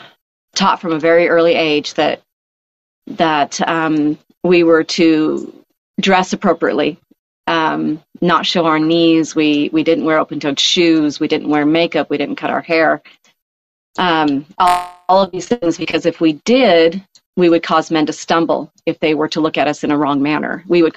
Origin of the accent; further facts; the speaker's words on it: Oregon, United States; born there; also born or lived in Rapid City, South Dakota; One of my first memories of being in the message was before we actually moved to Rapid City, I was born in Oregon.